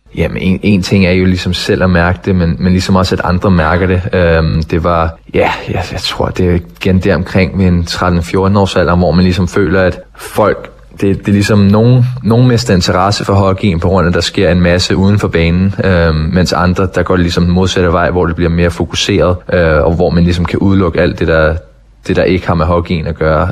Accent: Denmark; moved away as an adult; also born or lived in Sweden / North America; Det, det skal man jo som dansker

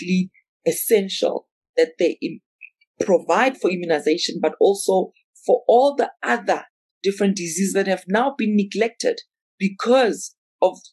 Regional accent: South Africa; I'm South African

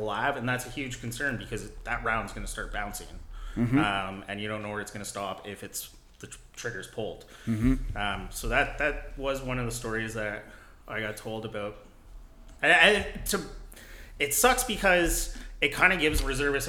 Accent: Hamilton, Ontario, Canada; I'm from the Hamilton area

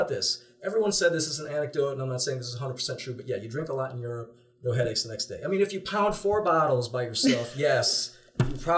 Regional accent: Illinois, United States; I grew up in Illinois

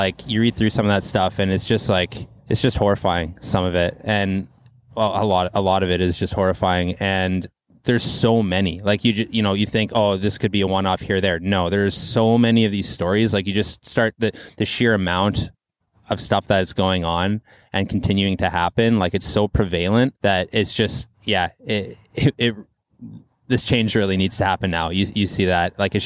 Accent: Quesnel, British Columbia, Canada; now in Vancouver, Canada; Barkerville Brewing from my hometown

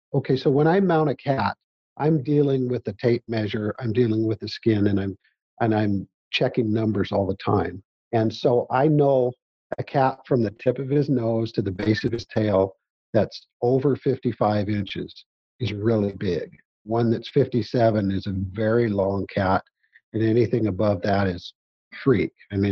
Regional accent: Missouri, United States; I'm not going to tell them they didn't, but I'm from Missouri, man.

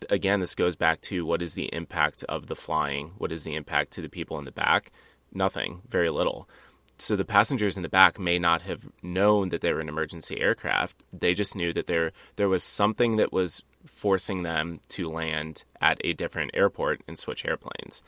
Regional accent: Dubuque, Iowa, United States; you went to Dubuque, my hometown.

